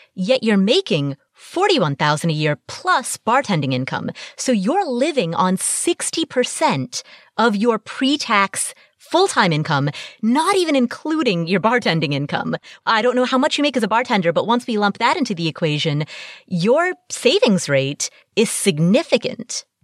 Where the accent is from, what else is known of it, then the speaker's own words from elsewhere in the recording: Cincinnati, Ohio, United States; Cincinnati, my hometown